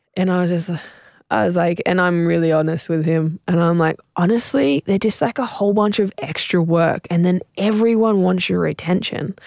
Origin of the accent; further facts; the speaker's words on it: South Coast, New South Wales, Australia; I was raised on the South Coast.